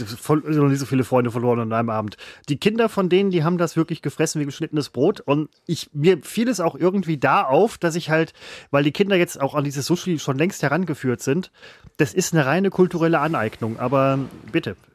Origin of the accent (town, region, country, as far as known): Germany